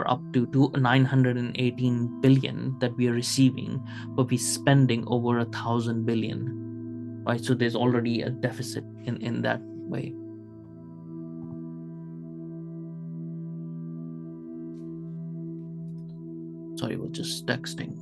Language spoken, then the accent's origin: English; Pakistan; also born or lived in Kuwait; now in United Kingdom; I was born in Kuwait, as you guys know, but I've lived in Pakistan for 10 years